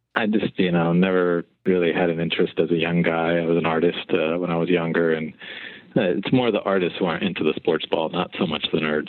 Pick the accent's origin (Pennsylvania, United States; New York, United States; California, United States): Pennsylvania, United States; Philadelphia; I actually grew up uh, on the outskirts of the ghetto, the top of the Broad Street line